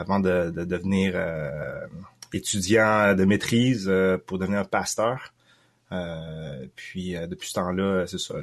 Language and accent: French; Quebec, Canada; also born or lived in Thailand; je suis un Canadien francophone d'origine chinoise, cambodgienne, mais né en Thaïlande